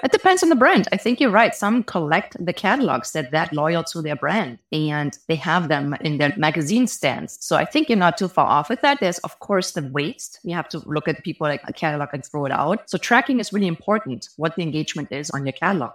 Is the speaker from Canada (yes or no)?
no; Germany; moved away as an adult; now in Bay Area, United States; If you hear an accent, I'm actually from Germany. I've been living in the Bay Area for almost fifteen years